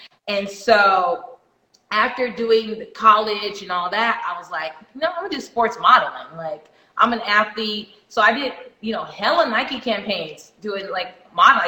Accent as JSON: {"language": "English", "country": "Jamaica", "said": "I'm Jamaican."}